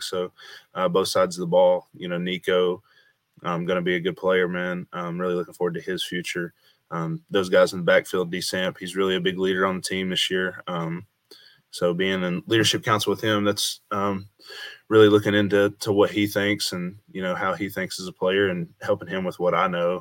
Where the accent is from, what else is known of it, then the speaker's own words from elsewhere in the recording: Bluff City, Tennessee, United States; my hometown, Bluff City, Upper Northeast Tennessee